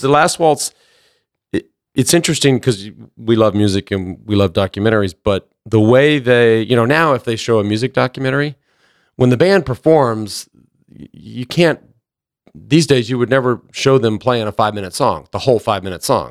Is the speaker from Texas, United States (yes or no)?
yes; Plano, Texas, United States; growing up in Plano, I was just a little white trash kid